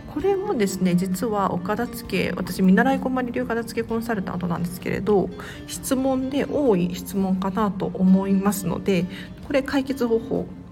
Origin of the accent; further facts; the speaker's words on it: Tokyo, Japan; 都内から都内なんですけれど